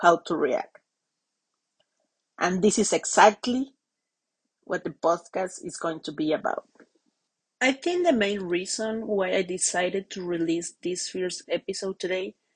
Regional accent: Mexico; accent: Latin; English is a second language; moved away as an adult; now in London, United Kingdom; I have friends back in Mexico who I hope to see in July when I visit my hometown.

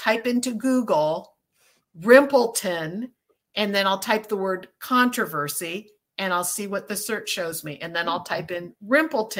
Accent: Cambridge, Massachusetts, United States; I was born in Cambridge, Massachusetts

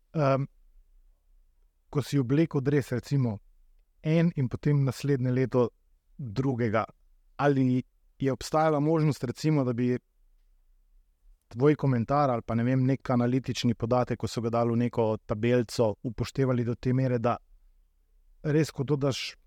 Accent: Slovenia; Slovenci smo

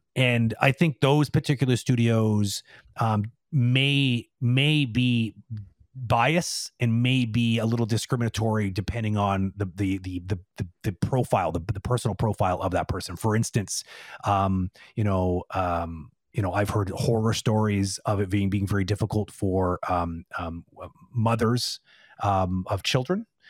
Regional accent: Toronto, Ontario, Canada; now in Quebec, Canada; I'm originally from Toronto

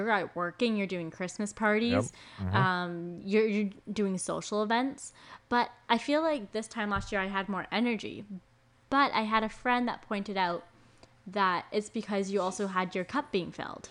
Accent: Canada; growing up in Canada and we don't have one extreme weather condition or the other

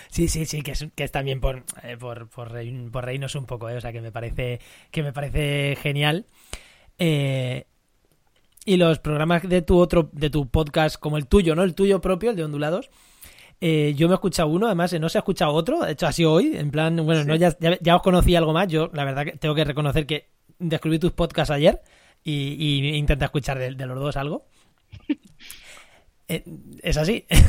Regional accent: Castilla-La Mancha, Spain; now in Cádiz, Spain; Un manchego viviendo en Cádiz

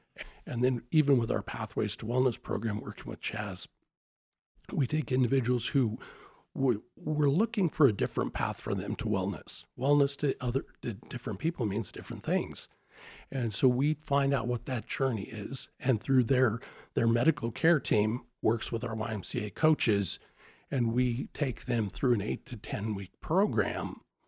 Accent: Spokane, Washington, United States; Really, I'm a Spokane product.

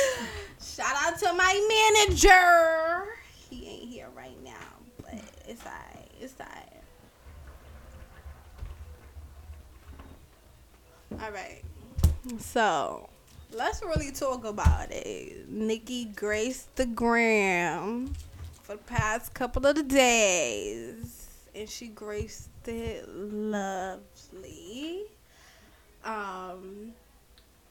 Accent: Jamaica; I'm Jamaican

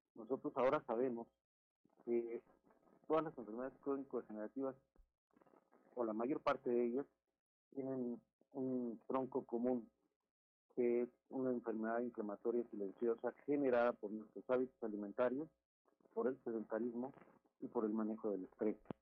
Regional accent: Mexico; Somos nosotros los mexicanos

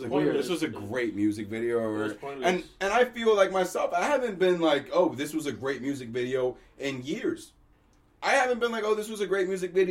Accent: New York City, New York, United States; growing up in Queens and rolling around the Bronx

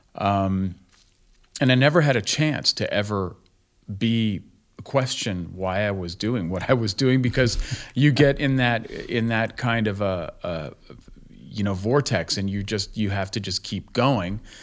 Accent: Berkeley, California, United States; also born or lived in Rhode Island / New York / New Jersey; now in Greensboro, United States; I grew up in Berkeley

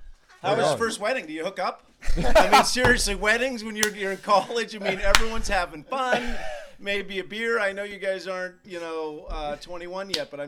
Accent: Los Angeles, California, United States; also born or lived in Boulder, Colorado; Well, I was born in Los Angeles, raised in L.A., hence all my L.A. sports teams, and lived in L.A., loved it.

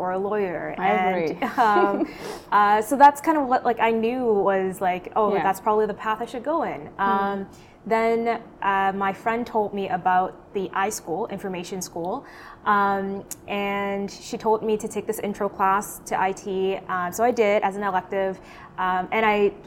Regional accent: Boston, Massachusetts, United States; moved away as an adult; also born or lived in Syracuse, New York; now in Irving, Texas, United States; I'm originally from Boston. I was born and raised there, and I eventually made the move to Texas when I got the job offer from Microsoft

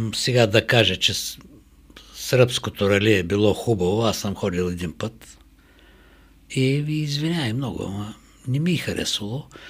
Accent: Varna, Varna Province, Bulgaria; не че съм българин, не че съм от Варна

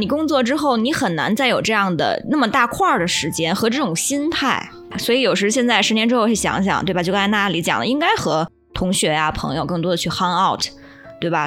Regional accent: China; 我作为一个中国人

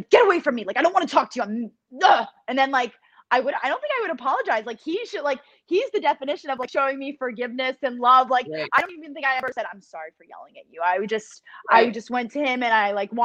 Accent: New York, United States; I'm from New York

